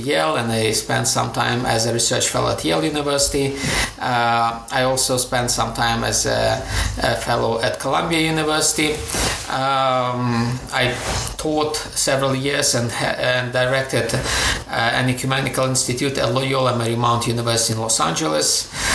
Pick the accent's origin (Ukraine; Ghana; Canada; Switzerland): Ukraine; moved away as an adult; also born or lived in Greece / Durham, United Kingdom / Moscow, Russia; So my background is Ukrainian. I was born in Ukraine. I'm a Ukrainian citizen, but I've been working for most of my time outside of Ukraine.